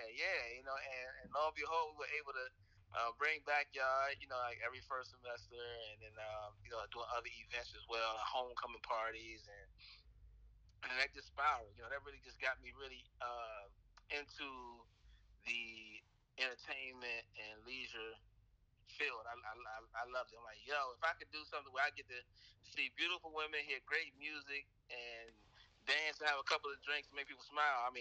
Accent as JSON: {"language": "English", "town": "Washington", "region": "District of Columbia", "country": "United States", "tie": "born or raised there", "said": "Uh, I was raised in Southeast D.C., went to uh, Dunbar Senior High School"}